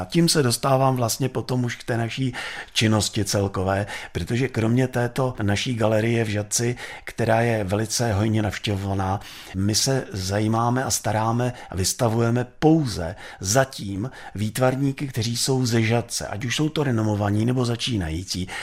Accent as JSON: {"language": "Czech", "town": "Žatec", "region": "Ústí nad Labem Region", "country": "Czechia", "said": "já jsem taky ze Žatce"}